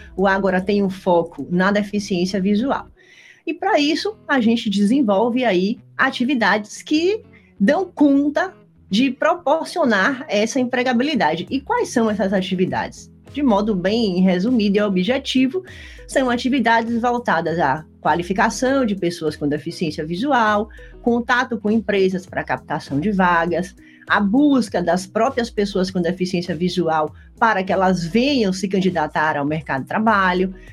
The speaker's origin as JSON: {"language": "Portuguese", "town": "Salvador", "region": "Bahia", "country": "Brazil", "tie": "born or raised there", "moved": "as an adult", "lives_now": "Rio Grande do Sul, Brazil", "said": "Estudava numa escola particular da cidade de Salvador, eu sou baiana, hoje moro no Rio Grande do Sul"}